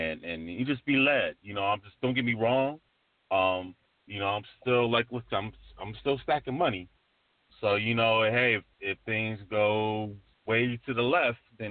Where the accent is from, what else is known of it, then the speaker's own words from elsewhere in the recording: New York, United States; I'm from New York too